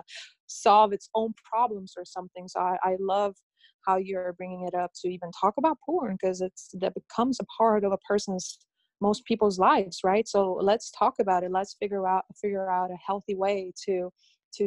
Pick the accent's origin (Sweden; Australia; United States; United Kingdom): Sweden; moved away; I grew up in Sweden